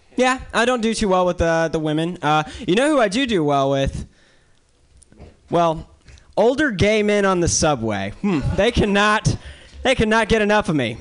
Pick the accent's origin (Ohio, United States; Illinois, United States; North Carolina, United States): North Carolina, United States; now in New York City, United States; I'm from the South. Um, I'm from North Carolina